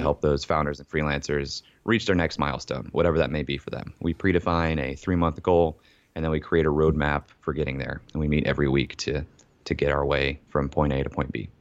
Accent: Ohio, United States; also born or lived in Columbus, Ohio; I was born and raised in Ohio

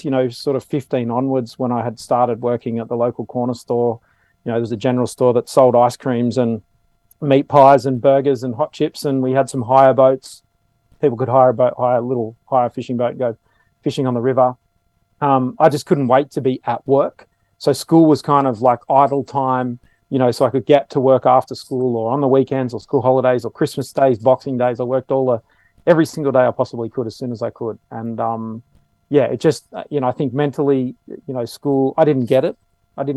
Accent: Sydney, New South Wales, Australia; I grew up in the outskirts of Sydney, the southern outskirts, and then the northern outskirts of Sydney

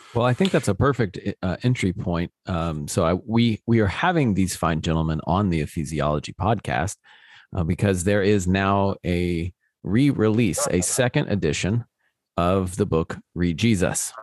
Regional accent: United States; as an American

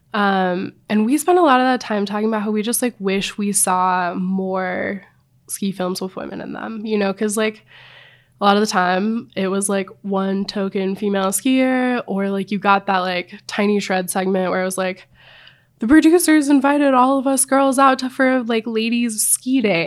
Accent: Missoula, Montana, United States; now in Jackson Hole, Wyoming, United States; I grew up in Missoula, Montana.

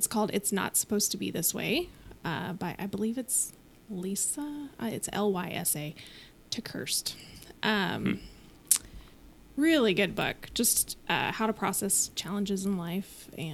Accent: Wylie, Texas, United States; born or raised there; also born or lived in Plano, Texas

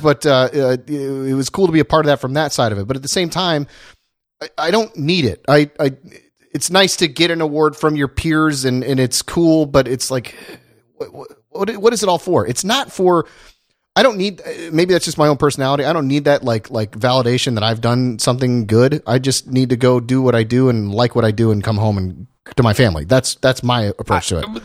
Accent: Indiana and Ohio, Midwest, United States; now in California, United States; I grew up in Indiana and Ohio

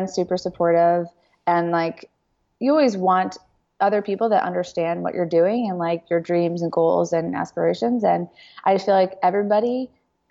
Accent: New York, United States; I'm from New York

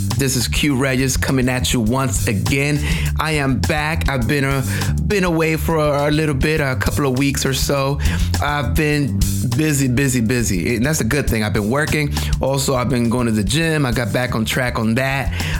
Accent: Puerto Rico; English is a second language; now in United States; when I was coming up, I came to the United States from Puerto Rico. I didn't have language skills. I didn't speak English.

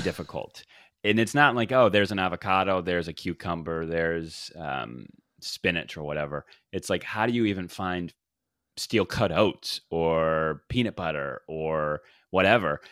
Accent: the South, United States; I am from the South

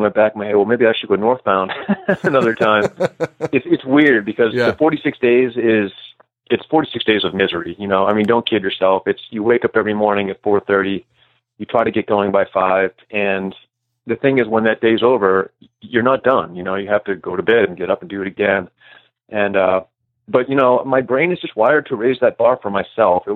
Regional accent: New Hampshire, United States; I grew up sort of near the trail. I lived in New Hampshire when I was a kid.

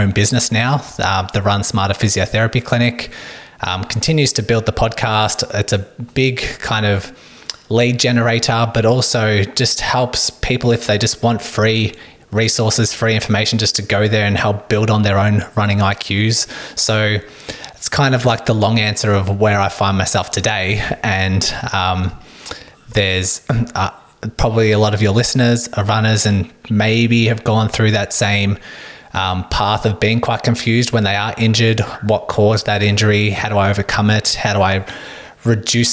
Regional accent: Melbourne, Victoria, Australia; I am a physiotherapist from Melbourne, Australia.

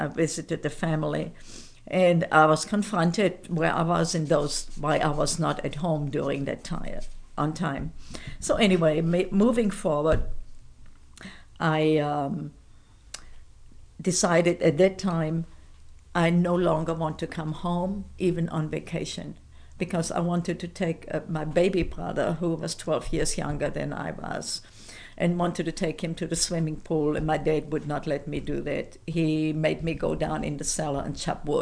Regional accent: Fulda, Hesse, Germany; first language German; English is a second language; moved away as an adult; also born or lived in Frankfurt; my hometown where we lived then in Fulda, Germany

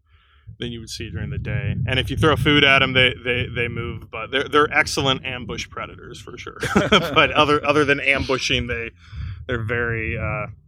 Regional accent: Southwest Illinois, United States; I grew up in Southwest Illinois, close enough to St. Louis that going to the zoo was kind of a day trip

